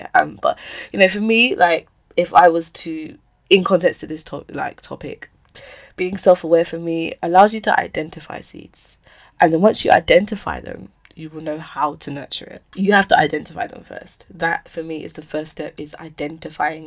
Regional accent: London, United Kingdom; I moved to another school in Bermondsey, which was closer to my house. And then we moved from Bermondsey to Peckham Rye

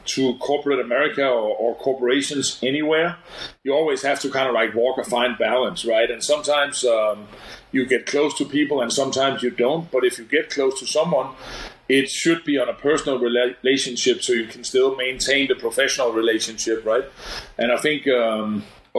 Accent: Denmark; moved away as an adult; now in United States; born and raised in Denmark, in Europe

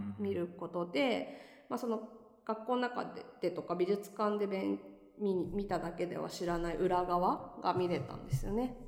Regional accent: Tokyo, Japan; moved away as an adult; now in Nagoya, Japan; 東京の下町出身です。

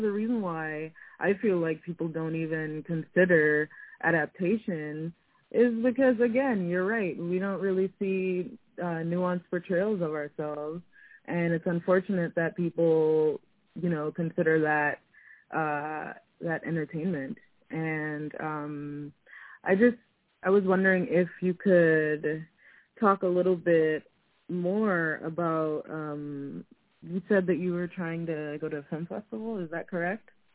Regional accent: New York City, New York, United States; I'm from New York City

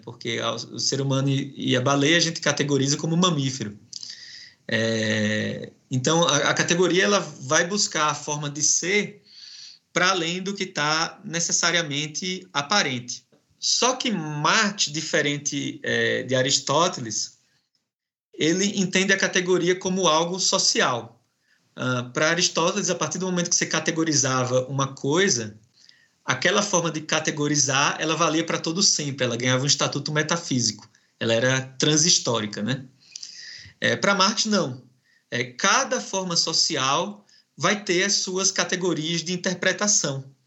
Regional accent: Northeast Region, Brazil; moved away as an adult; also born or lived in Alagoas / São Paulo; eu estou aqui vindo do Nordeste é, e o meu sotaque é diferente do seu

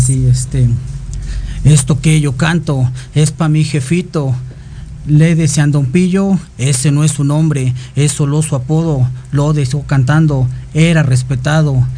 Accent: Chimalhuacán, State of Mexico, Mexico; Aquí andamos representando Chimahuacán

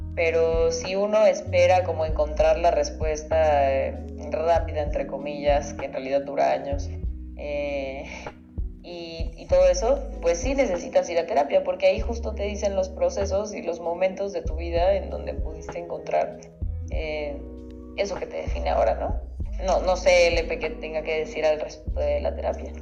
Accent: Mexico; nosotros como mexicanos

